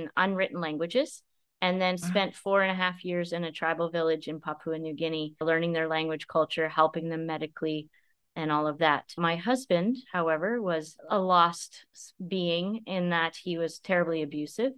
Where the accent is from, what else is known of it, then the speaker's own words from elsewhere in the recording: Ontario, Canada; I grew up in a small town in Ontario, Canada. So I'm a Canadian girl